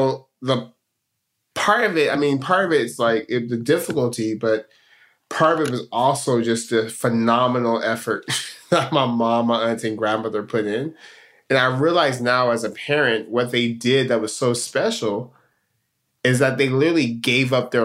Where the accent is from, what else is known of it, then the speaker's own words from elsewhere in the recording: Stockton, California, United States; moved away as an adult; I'm born and raised in Stockton, California. That's home